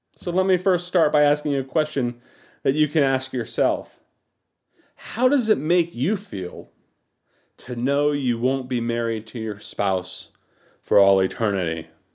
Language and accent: English; United States; as American Christians